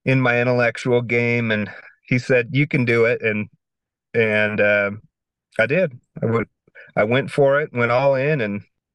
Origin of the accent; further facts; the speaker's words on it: Pocatello, Idaho, United States; also born or lived in Portland; I grew up right here in Pocatello, Idaho.